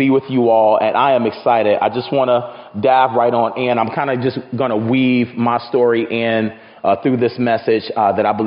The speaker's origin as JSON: {"language": "English", "town": "Chicago", "region": "Illinois", "country": "United States", "moved": "yes", "lives_now": "Renton, United States", "said": "I am from Chicago."}